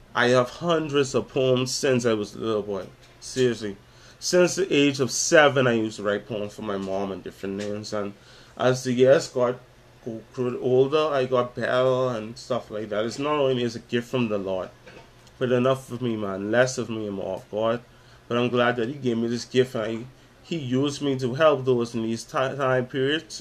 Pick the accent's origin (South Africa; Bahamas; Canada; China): Bahamas; Nassau, New Providence; I'm from Nassau, Bahamas, from the Caribbean